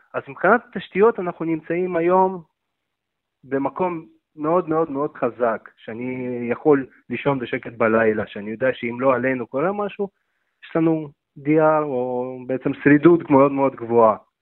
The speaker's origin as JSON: {"language": "Hebrew", "country": "Israel", "tie": "born or raised there", "said": "עליתי בגיל שמונה"}